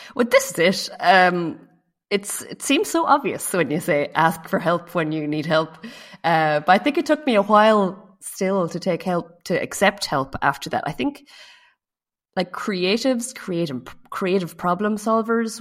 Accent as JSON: {"language": "English", "country": "Ireland", "moved": "as an adult", "lives_now": "France", "said": "I live in France, uh, but I'm from Ireland"}